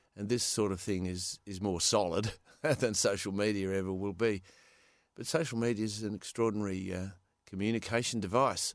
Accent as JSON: {"language": "English", "town": "Perth", "region": "Western Australia", "country": "Australia", "tie": "born or raised there", "also_born_or_lived": "California", "said": "I was born in Perth."}